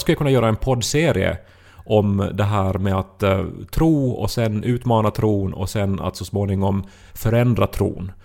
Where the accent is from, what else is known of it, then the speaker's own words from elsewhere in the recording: Esse, Ostrobothnia, Finland; moved away as an adult; Essi, min hemby i som jag bodde i 20 år ändå